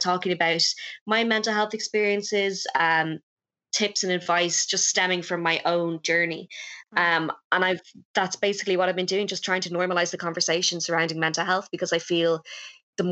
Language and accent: English; Dublin, Leinster, Ireland; also born or lived in Wexford; I'm 22 years old, and from Dublin normally